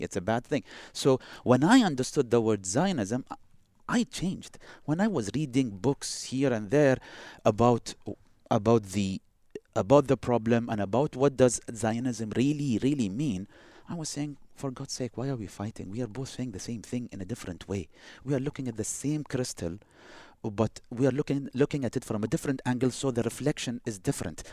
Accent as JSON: {"language": "English", "country": "United Arab Emirates", "also_born_or_lived": "Boston, United States"}